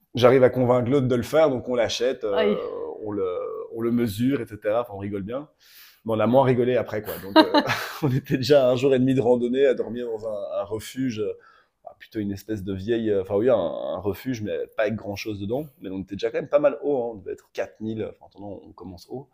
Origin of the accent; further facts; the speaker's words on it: Brussels, Brussels-Capital Region, Belgium; j'ai 33 ans, je viens de Bruxelles.